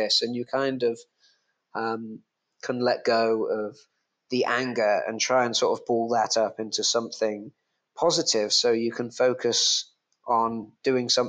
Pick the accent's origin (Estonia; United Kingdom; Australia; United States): United Kingdom; England; now in Bali, Indonesia; I'm English